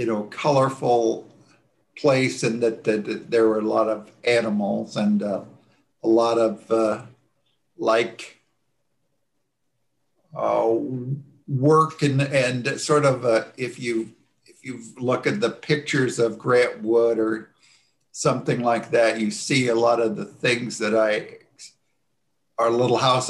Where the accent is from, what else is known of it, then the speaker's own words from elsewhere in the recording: rural Johnson County, Iowa, United States; now in Iowa City, United States; I grew up on a farm very near here. And so I lived in rural Johnson County